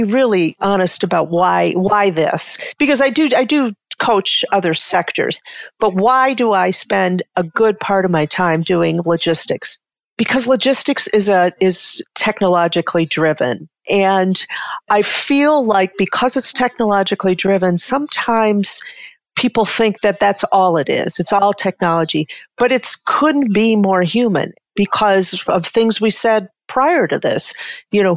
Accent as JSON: {"language": "English", "town": "Detroit", "region": "Michigan", "country": "United States", "tie": "born or raised there", "said": "I grew up in Detroit"}